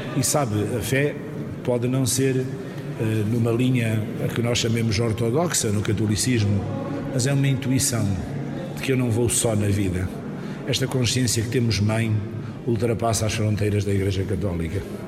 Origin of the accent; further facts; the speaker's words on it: Island of Mozambique, Nampula, Mozambique; na ilha de Moçambique, é a minha terra onde eu nasci